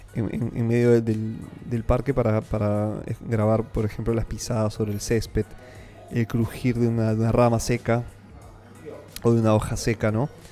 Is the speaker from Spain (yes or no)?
no; Peru